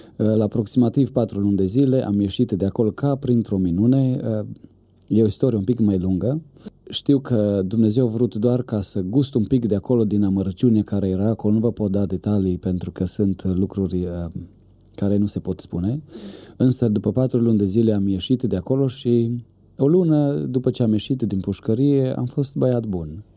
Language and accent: Romanian; Bistrița, Bistrița-Năsăud, Romania; Eu sunt din Bistrița, acolo m-am născut